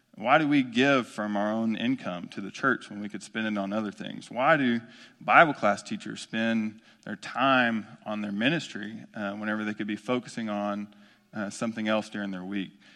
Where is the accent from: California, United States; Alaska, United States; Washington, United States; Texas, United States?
Texas, United States; Omaha; I grew up in Omaha, Texas, small East Texas town off of two fifty-nine